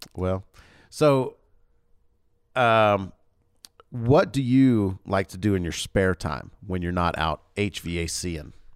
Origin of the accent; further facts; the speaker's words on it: North Georgia, United States; also born or lived in Louisiana / Mississippi; now in Utah, United States; I grew up in North Georgia